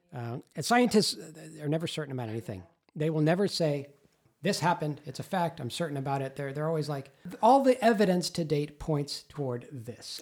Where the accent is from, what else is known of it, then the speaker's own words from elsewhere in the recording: Los Angeles, California, United States; I grew up in Los Angeles, a thousand miles south